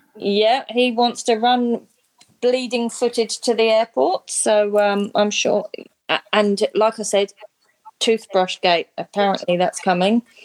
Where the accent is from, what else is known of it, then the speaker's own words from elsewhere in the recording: London, United Kingdom; also born or lived in Sydney, Australia; now in Brisbane, Australia; I grew up in London, lived in Sydney, and now live in in Brisbane